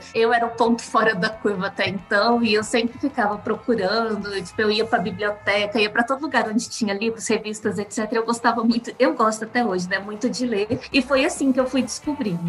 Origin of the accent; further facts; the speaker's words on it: Carmo do Rio Claro, Minas Gerais, Brazil; also born or lived in Alfenas; eu sou mineiro, sou de Carmo do Rio Claro, uma cidadezinha bem aqui no sul de Minas, e eu estudei a vida toda.